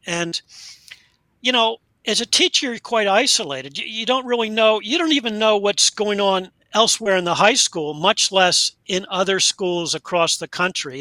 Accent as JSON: {"language": "English", "country": "United States", "tie": "born or raised there", "also_born_or_lived": "Delaware / Pennsylvania / British Columbia, Canada", "moved": "as an adult", "said": "I grew up in Delaware and Pennsylvania, and that's where I now am"}